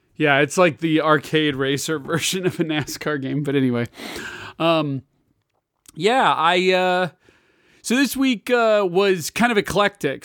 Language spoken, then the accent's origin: English; Kansas, United States; I'm from Kansas